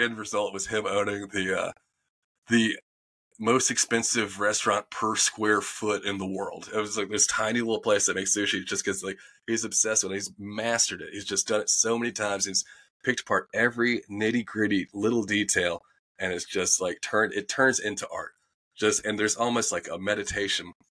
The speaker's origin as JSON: {"language": "English", "town": "Winston-Salem", "region": "North Carolina", "country": "United States", "tie": "born or raised there", "also_born_or_lived": "Raleigh, North Carolina", "moved": "as an adult", "said": "I'm from Winston-Salem, North Carolina. So it's old Southern man."}